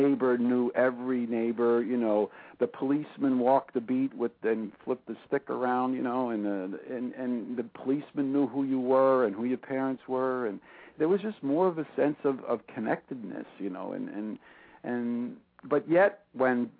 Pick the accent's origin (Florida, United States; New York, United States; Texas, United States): New York, United States; New York City; growing up in Brooklyn